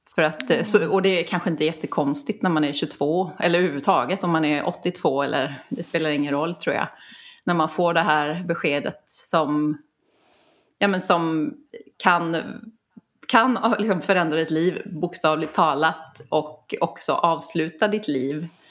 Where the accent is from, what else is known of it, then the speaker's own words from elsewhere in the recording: Kalmar County, Sweden; jag är uppvuxen på Öland brukar jag alltid säga för det har format mig så mycket